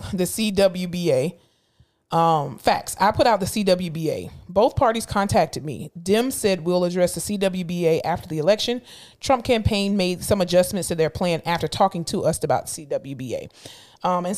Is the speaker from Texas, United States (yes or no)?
no; Florida, United States; moved away; I am born and raised and I am from Florida. However, I am no longer a resident of Florida